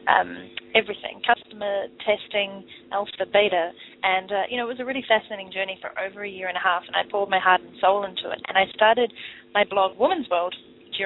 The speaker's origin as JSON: {"language": "English", "country": "New Zealand", "also_born_or_lived": "London, England / Vancouver, Canada", "moved": "as an adult", "said": "I am from New Zealand, but left in 2006 to live in London, England for 2.5 years, and then I moved to Vancouver"}